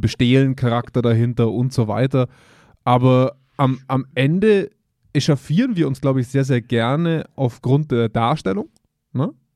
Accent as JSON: {"language": "German", "country": "Germany", "said": "wir als Deutsche"}